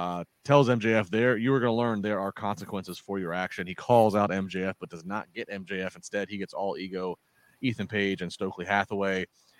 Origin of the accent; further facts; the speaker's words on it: Maryland, United States; Growing up in the 90s, I was in Maryland